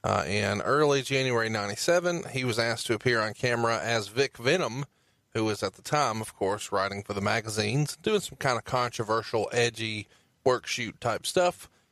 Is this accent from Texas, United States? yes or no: no; Alabama, United States; I'm from Alabama